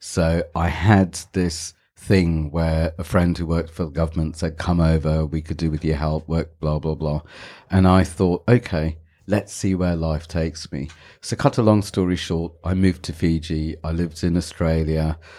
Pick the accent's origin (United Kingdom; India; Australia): India; Goa; they do is because I have a British passport and because I'm, what do you call me, South Indian, or I'm from Goa. My family's from Goa.